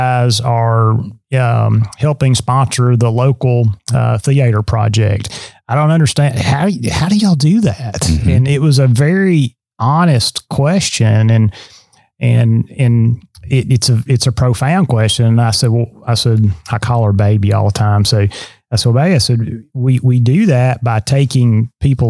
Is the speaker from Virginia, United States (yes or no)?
no; Lawrence County, southern Middle Tennessee, United States; moved away as an adult; now in Southeast Tennessee, United States; I grew up around in Lawrence County in southern Middle Tennessee